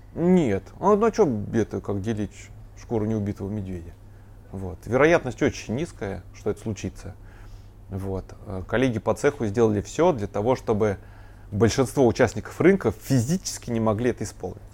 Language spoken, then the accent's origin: Russian; Ryazan, Ryazan Oblast, Russia; born or raised there